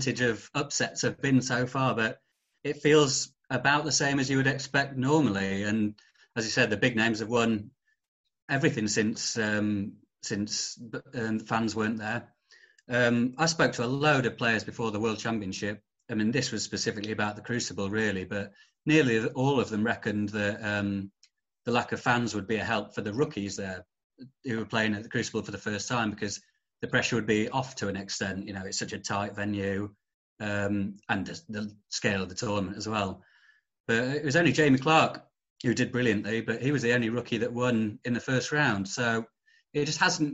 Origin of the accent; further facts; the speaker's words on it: Sheffield, Yorkshire and the Humber, United Kingdom; I'm from Yorkshire, I'm a Sheffield man